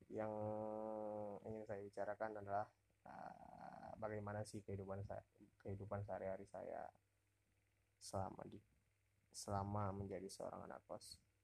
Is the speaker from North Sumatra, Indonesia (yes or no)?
yes; North Sumatra, Indonesia; moved away as an adult; now in Pekanbaru, Indonesia; saya orang Sumatera Utara